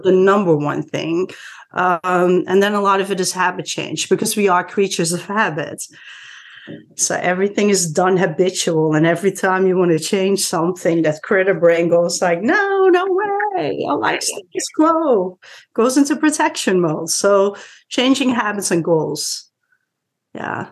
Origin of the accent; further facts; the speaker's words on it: Netherlands; moved away as an adult; now in Washington, DC area, United States; I'm originally from the Netherlands, but been in this DC area for 26 years here already.